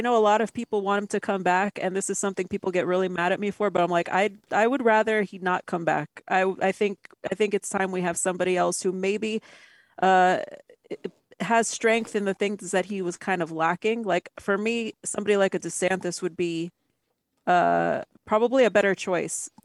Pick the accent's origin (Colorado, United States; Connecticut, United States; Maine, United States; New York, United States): New York, United States; I'm from New York. I was a child of the 90s